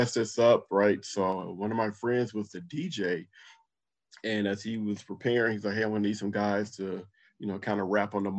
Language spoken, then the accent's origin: English; Compton, California, United States; moved away; also born or lived in Little Rock, Arkansas; Growing up in Compton definitely was a leading factor for me to join the Army